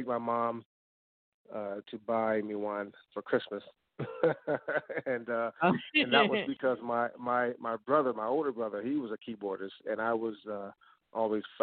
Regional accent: Washington, District of Columbia, United States; moved away as an adult; now in Queen Creek, United States; I'm calling from Queen Creek, Arizona, although I'm a native of Washington, D.C. I've been in Arizona for about 4 years now

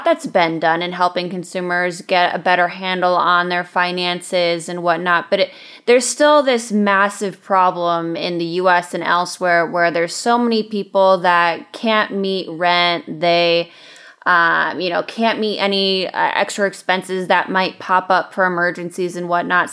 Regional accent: Michigan, United States; I'm from Michigan, not Detroit, but the other side of the state

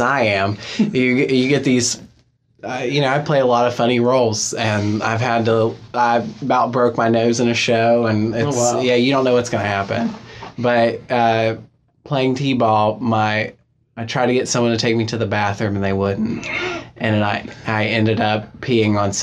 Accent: Farmington, West Virginia, United States; also born or lived in Fairmont, West Virginia; I'm from Farmington, West Virginia

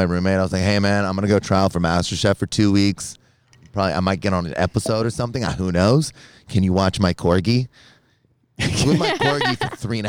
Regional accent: North Carolina, United States; I'm from North Carolina.

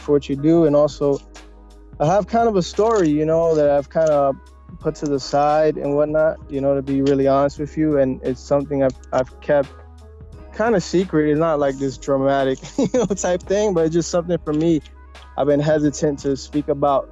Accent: New York, United States; Puerto Rican. And, you know, I grew up in New York, born and raised

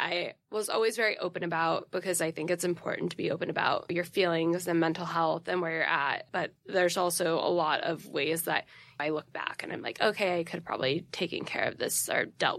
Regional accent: New York City, New York, United States; also born or lived in Connecticut; I grew up born and raised Upper East Side.

